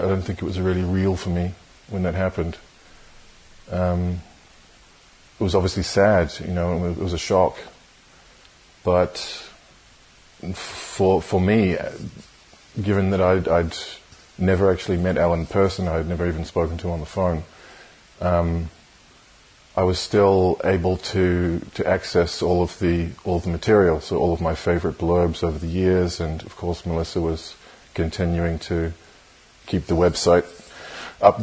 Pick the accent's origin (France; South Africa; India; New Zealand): New Zealand; moved away as an adult; I was born in New Zealand. I grew up there, but I have lived most of my adult life in various other countries around the world.